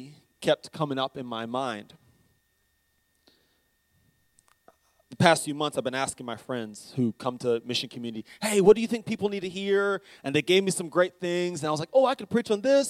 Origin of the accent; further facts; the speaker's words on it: United States; also born or lived in Charlotte, North Carolina; now in Greer, United States; I'm American